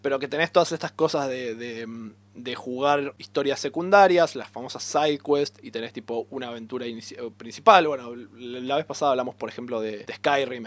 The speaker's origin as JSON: {"language": "Spanish", "region": "Buenos Aires", "country": "Argentina", "said": "somos una de las ciudades más grandes del mundo"}